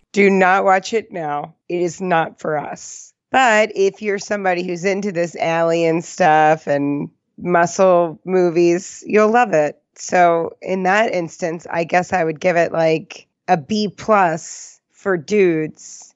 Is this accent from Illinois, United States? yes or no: no; New Jersey, United States; Growing up in Jersey